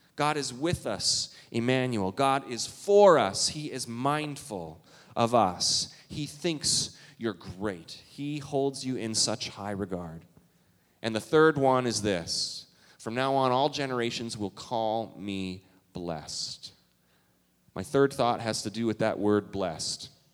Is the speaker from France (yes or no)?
no; Canada; now in Minnesota, United States; I'm from Canada